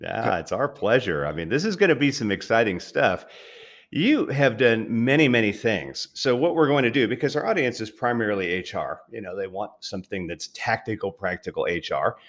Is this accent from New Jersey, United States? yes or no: no; Southern California, United States; moved away; I grew up in Southern California